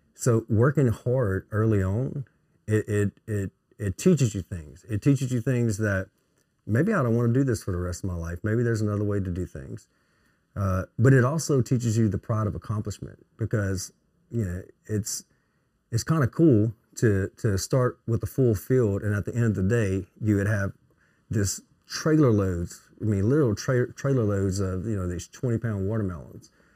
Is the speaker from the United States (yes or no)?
yes; Melville, Louisiana, United States; I'm from Melville